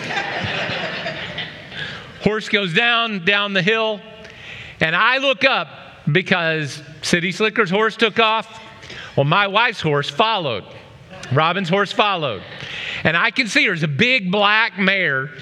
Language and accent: English; Oklahoma, United States; I grew up in Oklahoma